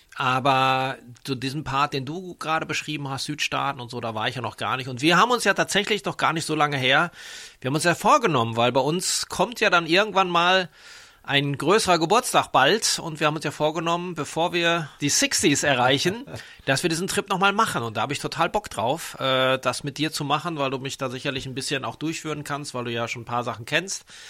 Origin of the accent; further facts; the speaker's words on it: Dortmund, North Rhine-Westphalia, Germany; moved away as an adult; now in Frankfurt, Germany; Bin ja eher mit Bier aufgewachsen in Dortmund, da wo ich herkomme